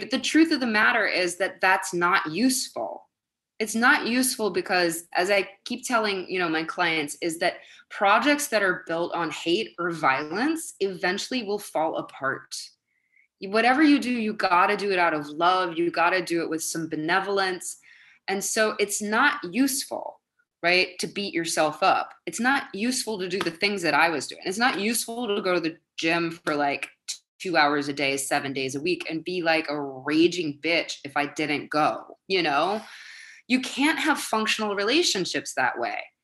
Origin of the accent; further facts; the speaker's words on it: Madison, Wisconsin, United States; moved away as an adult; now in New York City, United States; I grew up in Wisconsin where people were tall and blonde